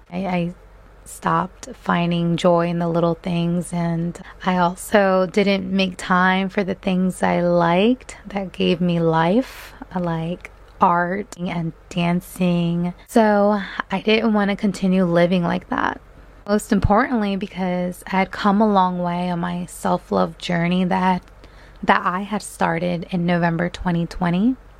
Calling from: Delaware, United States; I am calling in from Delaware.

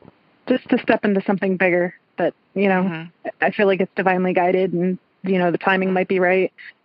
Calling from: New York, United States; I am up in central New York.

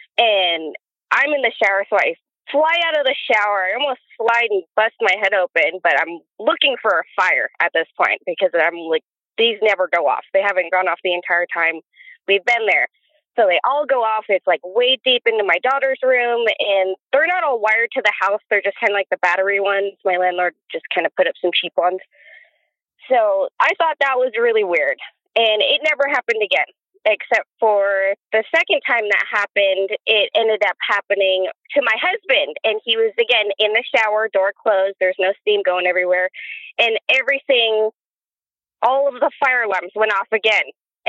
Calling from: Oregon, United States; We're in Oregon.

